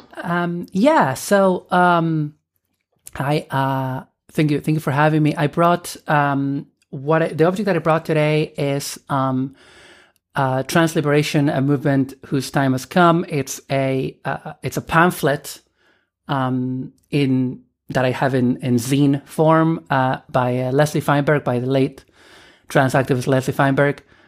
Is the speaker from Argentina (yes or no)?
yes; Argentina; moved away as an adult; also born or lived in Dublin, Ireland; I am originally from Argentina. And I emigrated to Ireland when I was eighteen in, uh, two thousand and one.